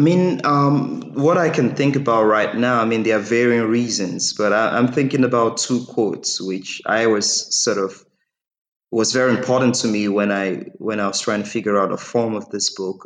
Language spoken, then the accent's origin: English; Nigeria; first language English; I'm Nigerian